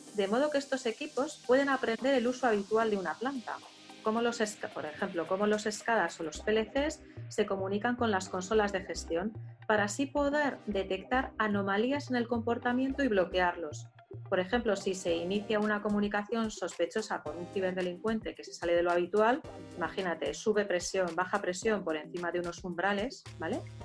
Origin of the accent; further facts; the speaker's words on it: Basque Country, Spain; uno de mi tierra